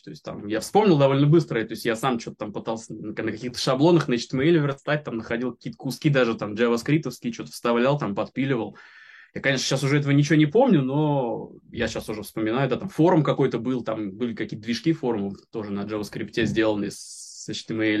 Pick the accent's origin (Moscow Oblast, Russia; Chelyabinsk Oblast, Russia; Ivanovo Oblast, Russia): Moscow Oblast, Russia; Reutov; now in Moscow, Russia; Я из Москвы, ну, я из Подмосковья вообще, но сейчас в Москве живу, вот, так из Реутова